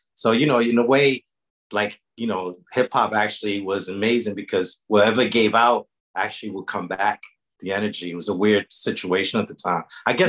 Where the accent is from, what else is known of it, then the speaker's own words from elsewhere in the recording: New York City, New York, United States; Well, I was born in Lower Harlem in 1968.